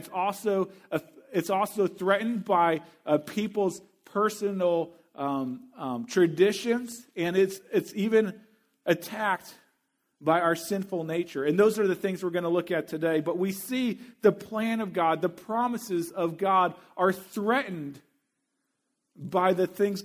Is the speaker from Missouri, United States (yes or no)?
yes; Missouri, United States; my home state university, the University of Missouri